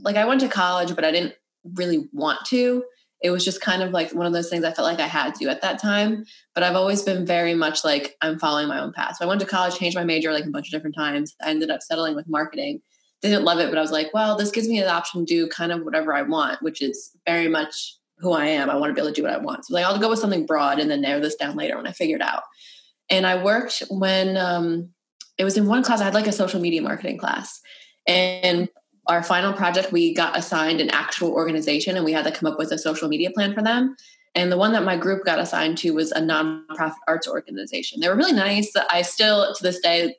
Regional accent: Connecticut, United States; moved away as an adult; also born or lived in New Jersey; I moved to New Jersey after. I'm from Connecticut.

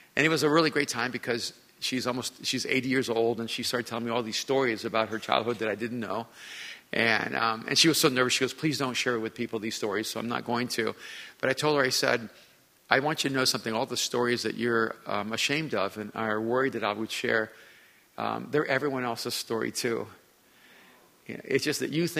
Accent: Miami, Florida, United States; I grew up in Miami

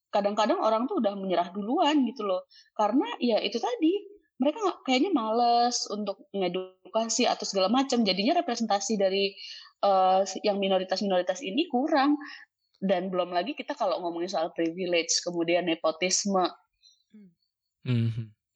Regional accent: Java, Indonesia; gue orang Jawa

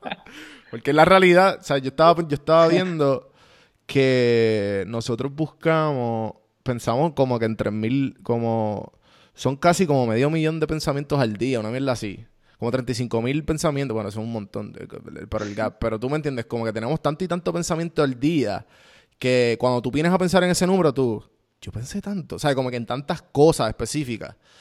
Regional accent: Puerto Rico; para mí como puertorriqueño

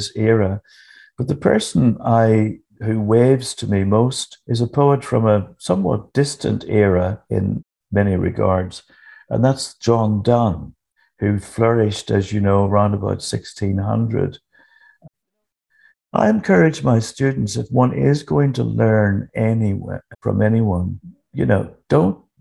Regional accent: Northern Ireland, United Kingdom; I was brought up, of course, in Northern Ireland

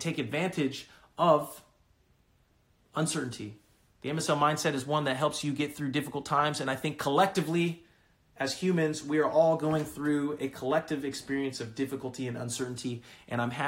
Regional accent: California, United States; moved away; I'm from California originally

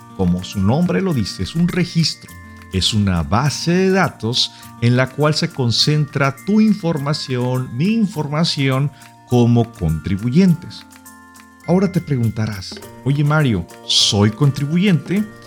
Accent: Mexico; Nosotros como mexicanos

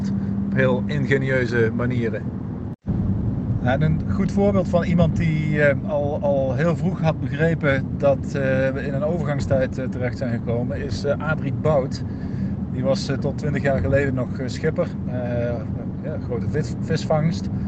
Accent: Zeeland, Netherlands; Als wij als Zeeuwen niet het, het allerbeste voorbeeld geven wat je kunt bedenken.

